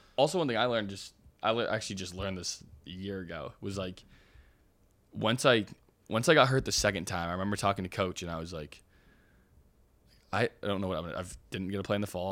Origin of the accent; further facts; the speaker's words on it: Oregon, United States; I have, like, a lot of pride in being from Oregon